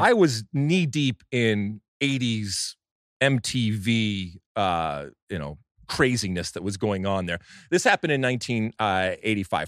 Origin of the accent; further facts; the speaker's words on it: United States; as an American soccer fan and as an M L S supporter